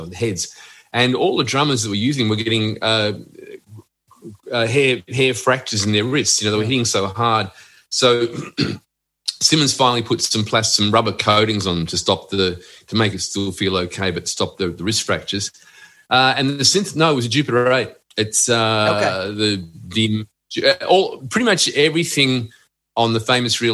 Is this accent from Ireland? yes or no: no; Australia